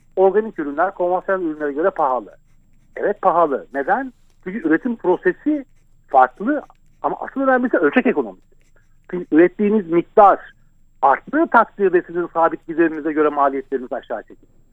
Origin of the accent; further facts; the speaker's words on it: Ankara, Turkey; Ben e, Ankara'da büyüdüm.